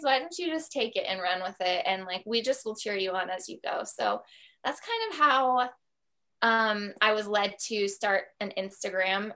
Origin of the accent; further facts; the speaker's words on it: Columbus, Ohio, United States; moved away as an adult; also born or lived in New York; we decided to move from New York back to Columbus, Ohio, which was my hometown